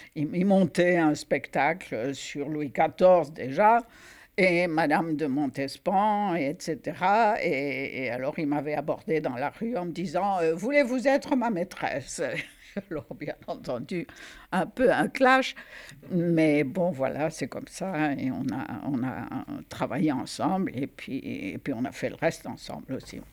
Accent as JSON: {"language": "French", "town": "Oran", "region": "Oran Province", "country": "Algeria", "tie": "born or raised there", "moved": "as an adult", "said": "je suis née à Oran, Algérie, le 23 novembre 1934"}